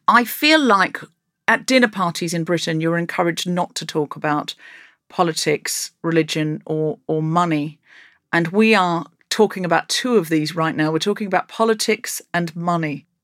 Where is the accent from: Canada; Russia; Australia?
Australia; now in United Kingdom; I come from Australia